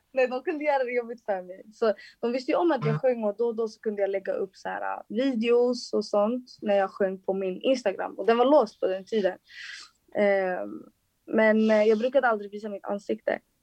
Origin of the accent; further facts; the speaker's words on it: Solna, Stockholm County, Sweden; jag kommer från Solna